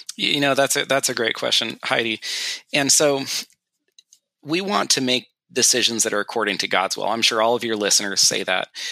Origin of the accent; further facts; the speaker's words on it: California, United States; moved away; my wife and I grew up in California together